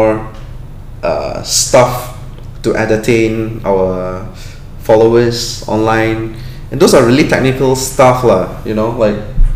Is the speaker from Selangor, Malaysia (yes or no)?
yes; Klang, Selangor, Malaysia; I'm from Klang.